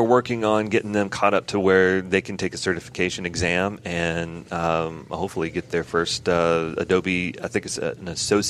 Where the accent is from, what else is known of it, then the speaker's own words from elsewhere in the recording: Florence, Alabama, United States; moved away as an adult; also born or lived in Murfreesboro, Tennessee; I'm originally from Florence, Alabama